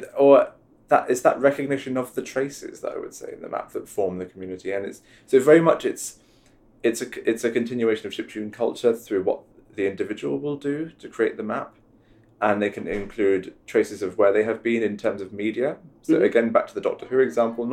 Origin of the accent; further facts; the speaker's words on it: United Kingdom; as a British person